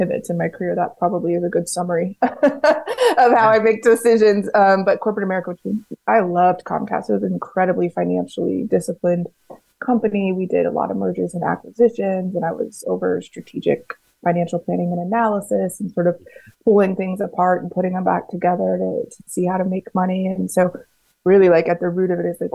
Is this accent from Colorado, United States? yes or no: yes; Colorado Springs, Colorado, United States; also born or lived in Denver; I was born and raised in Colorado Springs, Colorado.